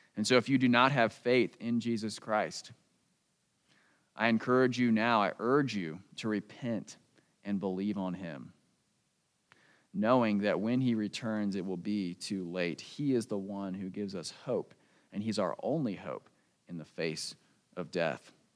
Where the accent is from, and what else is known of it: United States; born or raised there; moved away